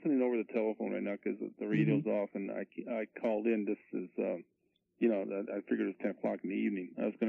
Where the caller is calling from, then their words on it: Riverside, California, United States; I'm calling from Riverside.